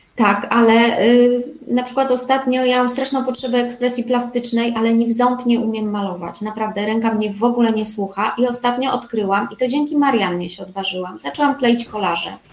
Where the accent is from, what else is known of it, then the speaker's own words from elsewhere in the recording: Warsaw, Masovian Voivodeship, Poland; ja się urodziłam, co prawda, w Warszawie